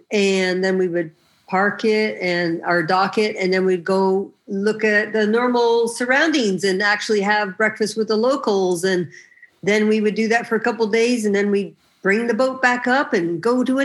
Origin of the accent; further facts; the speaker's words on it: Hamilton, Ontario, Canada; moved away; also born or lived in Texas; I was born in Hamilton, Ontario, but pretty much all my relatives, my people are from British Columbia